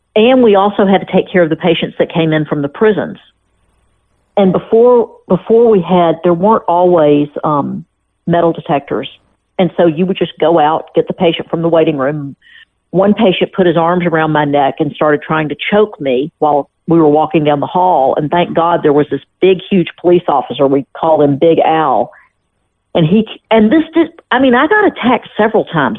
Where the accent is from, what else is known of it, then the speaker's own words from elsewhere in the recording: Memphis, Tennessee, United States; I'm from Memphis